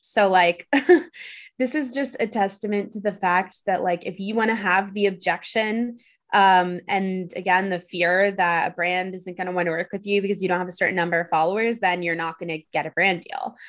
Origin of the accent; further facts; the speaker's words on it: New York City, New York, United States; I grew up in New York City